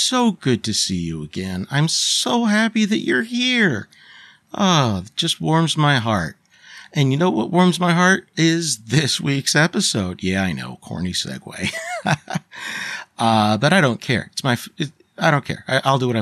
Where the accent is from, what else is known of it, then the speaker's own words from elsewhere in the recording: Pennsylvania, United States; now in California, United States; I'm from Pennsylvania, so I know the area.